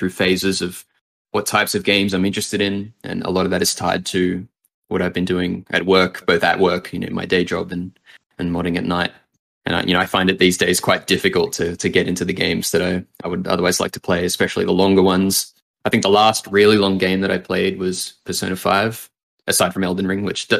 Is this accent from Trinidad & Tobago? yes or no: no; Sydney, New South Wales, Australia; moved away as an adult; now in New York, United States; I've spent the first 25 years of my life in Sydney, and then it's been New York since then.